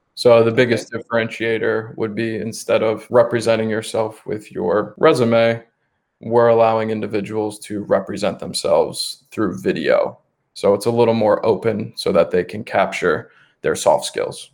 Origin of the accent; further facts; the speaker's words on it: Bucks County, Pennsylvania, United States; I grew up mainly in Bucks County, Pennsylvania. It's the suburbs right outside of Philadelphia